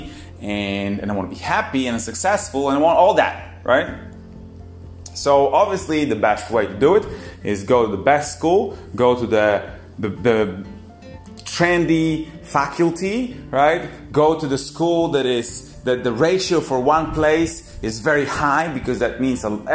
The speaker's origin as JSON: {"language": "English", "country": "Poland", "tie": "born or raised there", "said": "I come from Poland, from quite a small town."}